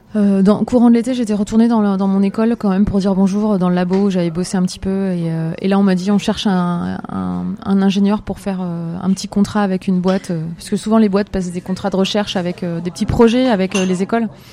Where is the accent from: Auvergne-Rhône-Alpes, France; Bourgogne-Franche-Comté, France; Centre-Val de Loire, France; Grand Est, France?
Grand Est, France; Metz; je suis native euh, de Metz, en Lorraine